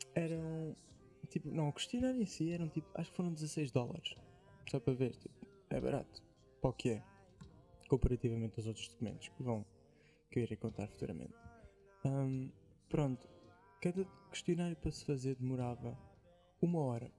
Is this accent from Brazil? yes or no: no; Portugal; accent: Portuguese; Eu sou aquele gajo que usa tá okay. palavras inglesas, só com o sotaque português.